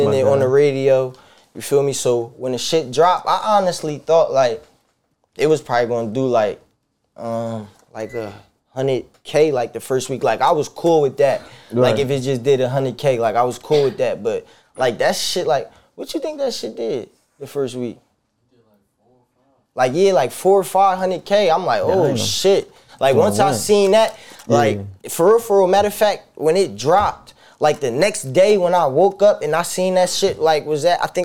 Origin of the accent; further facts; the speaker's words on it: New Jersey, United States; also born or lived in Philadelphia, Pennsylvania; I'm from Philly, but at a young age, I moved over Jersey, you feel me, with my grandma. Mm. Like, that's who I was, like, mostly raised with, like, my grandma